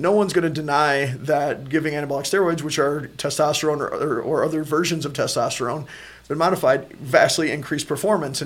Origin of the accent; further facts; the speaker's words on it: United States; as American people